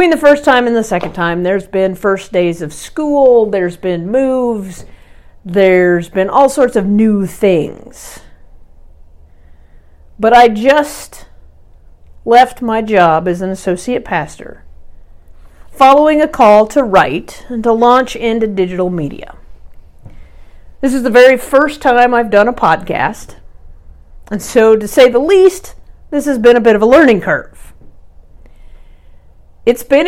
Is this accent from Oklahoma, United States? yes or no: yes; Norman, Oklahoma, United States; moved away as an adult; also born or lived in Austin, Texas; my home church, First Presbyterian Church in Norman, Oklahoma. I grew up at this church